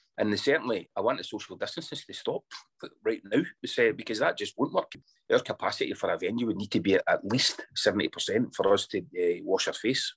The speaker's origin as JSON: {"language": "English", "region": "Scotland", "country": "United Kingdom", "tie": "born or raised there", "said": "I'm Scottish born and bred"}